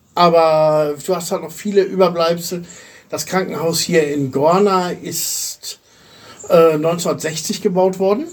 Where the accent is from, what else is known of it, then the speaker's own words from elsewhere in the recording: Germany; moved away as an adult; now in Bulgaria; wie lebe ich als Deutscher in Bulgarien?